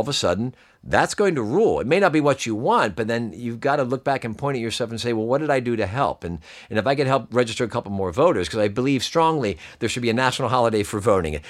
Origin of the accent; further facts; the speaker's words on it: Pennsylvania, United States; I'm from Pennsylvania